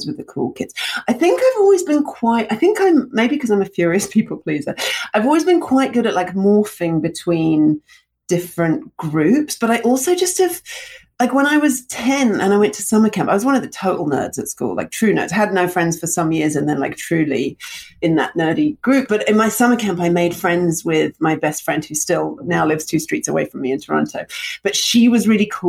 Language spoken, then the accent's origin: English; London, United Kingdom; moved away; also born or lived in Russia; I moved from Russia to London when I was two